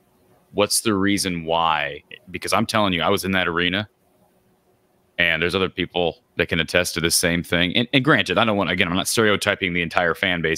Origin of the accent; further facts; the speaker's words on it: Iowa, United States; I'm from Iowa